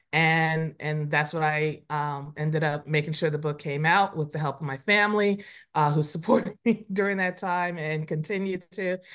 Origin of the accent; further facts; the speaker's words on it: Huntington, New York, United States; now in Harlem, New York, United States; I grew up on Long Island. I grew up in Huntington